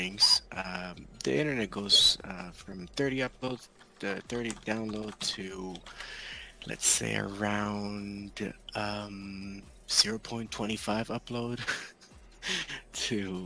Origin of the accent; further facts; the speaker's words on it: Guatemala; now in United States; I'm from Guatemala, third world country